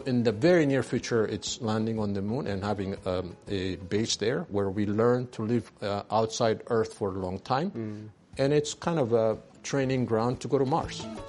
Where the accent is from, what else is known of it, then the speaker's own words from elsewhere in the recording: Ethiopia; moved away as an adult; also born or lived in France; I was born in Ethiopia. I went to a French school, uh, local